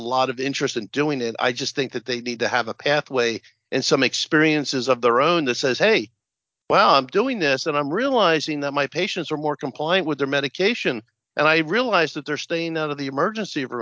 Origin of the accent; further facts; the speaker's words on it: Central New Jersey, United States; I'm from New Jersey, Central Jersey.